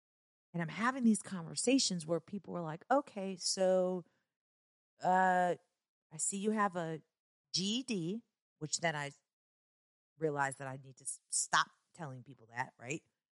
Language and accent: English; Chicago, Illinois, United States; also born or lived in Kentucky; even though I was born and raised in Chicago, there was a lot of back and forth from Chicago to Kentucky